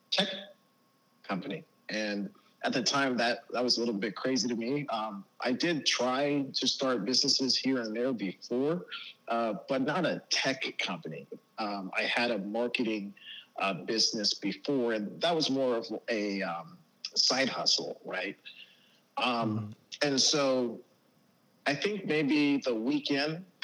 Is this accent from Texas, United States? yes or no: yes; Dallas, Texas, United States; also born or lived in Baltimore, Maryland / Las Vegas, Nevada; I was born in Baltimore, Maryland. I've lived in Las Vegas, and I've lived in Dallas, downtown in the proper area for the last 16 years or so. I'm 27 years old